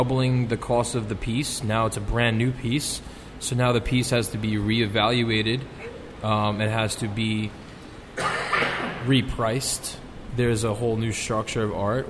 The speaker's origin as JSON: {"language": "English", "town": "New York City", "region": "New York", "country": "United States", "said": "I'm the only real New Yorker in this room"}